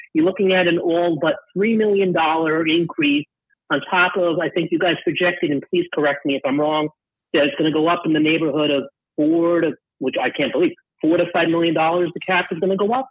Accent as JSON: {"language": "English", "area": "Long Island", "region": "New York", "country": "United States", "moved": "yes", "lives_now": "West Palm Beach, United States", "said": "I'm actually living right now in Florida in West Palm Beach area, but I am from Long Island"}